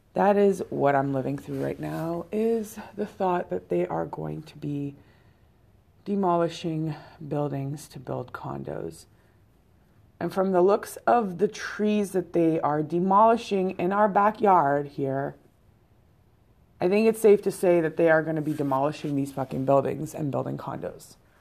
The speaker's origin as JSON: {"language": "English", "country": "Canada", "said": "I am Canadian, so our second language is français."}